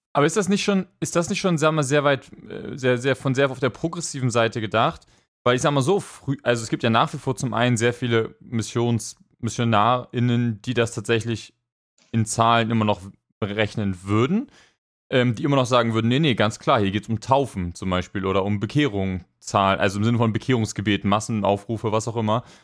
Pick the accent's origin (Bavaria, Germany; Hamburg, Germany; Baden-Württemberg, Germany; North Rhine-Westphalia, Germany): Hamburg, Germany; das war damals bei uns in Hamburg